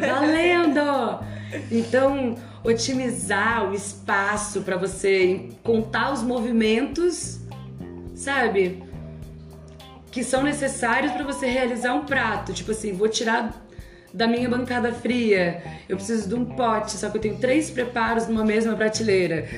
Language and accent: Portuguese; Ceará, Brazil; now in Rio de Janeiro, Brazil; Passei a minha infância, nasci numa colônia libanesa, no Ceará, filha de mãe solteira